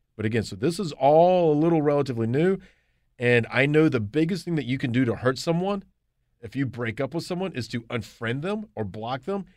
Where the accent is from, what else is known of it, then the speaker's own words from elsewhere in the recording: Charlotte, North Carolina, United States; also born or lived in Athens, Georgia; I moved back to Charlotte, my hometown